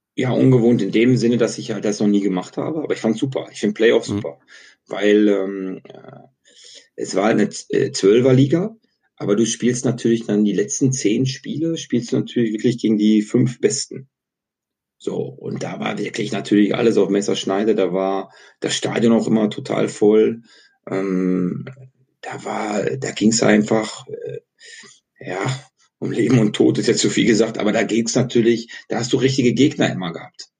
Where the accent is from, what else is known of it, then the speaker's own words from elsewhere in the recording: Bocholt, North Rhine-Westphalia, Germany; moved away as an adult; also born or lived in Austria / Namibia / Netherlands / Slovakia; ich komme ja aus Bocholt, das ist äh, bisschen Niederrhein, ein bisschen Münsterland, ein bisschen Niederlande, ein bisschen Ruhrgebiet